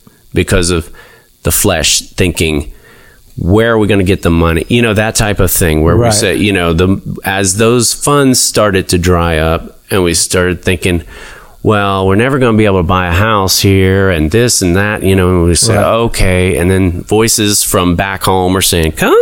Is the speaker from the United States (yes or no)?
yes; Lakeland, Florida, United States; moved away as an adult; also born or lived in Lake Wales, Florida / Los Angeles; I was from Lakeland